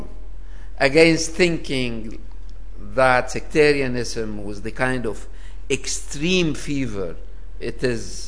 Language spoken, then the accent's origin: English; Lebanon; now in Paris, France; my home country, Lebanon